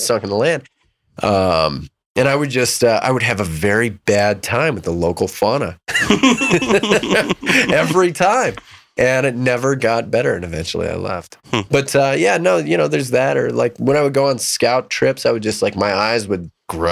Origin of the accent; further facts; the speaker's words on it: Rockton, Illinois, United States; I was born in Rockton, which is a suburb of Rockford